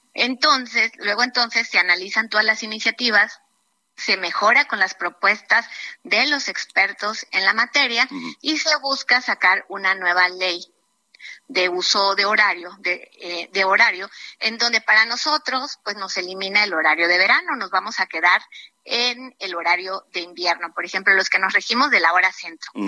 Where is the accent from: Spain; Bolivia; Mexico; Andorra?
Mexico; Chiapas; yo soy de Chiapas y manejamos la el horario de la Ciudad de México